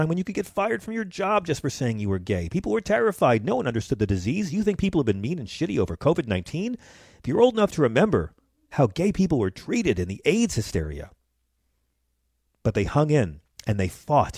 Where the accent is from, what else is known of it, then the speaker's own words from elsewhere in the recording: Long Island, New York, United States; I grew up on the Isle of Long, and I moved to New York City as a teenager